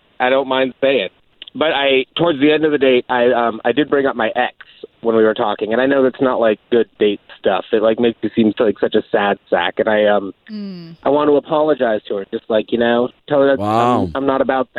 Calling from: Dr. Phillips, Florida, United States; Good morning, guys. I'm calling in from Dr. Phillip.

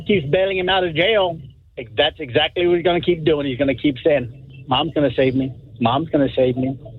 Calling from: St. Cloud, Minnesota, United States; I'm …, and I'm from St. Cloud.

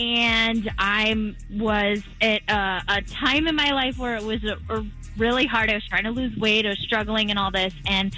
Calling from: Winter Garden, Florida, United States; I'm from Winter Garden.

